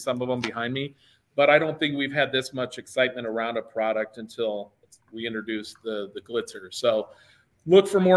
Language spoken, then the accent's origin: English; Nebraska, United States; we're from Nebraska and everybody loves the Cornhuskers